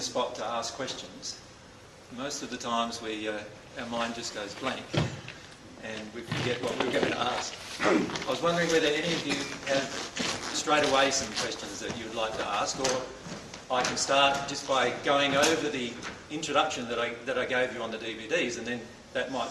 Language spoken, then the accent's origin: English; Loxton, South Australia, Australia; moved away as an adult; now in Queensland, Australia; I was born in Loxton in South Australia